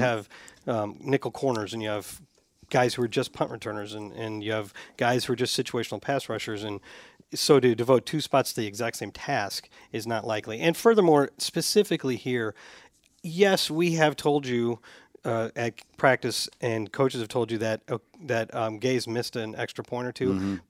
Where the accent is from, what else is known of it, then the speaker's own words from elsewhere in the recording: Tampa, Florida, United States; now in Atlanta, United States; I was born and raised in Tampa, now living in Atlanta, and love listening to the Salty Dogs on my drive to work while battling the Atlanta traffic.